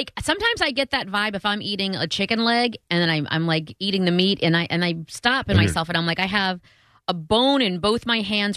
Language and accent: English; Buffalo, New York, United States; I'm from Buffalo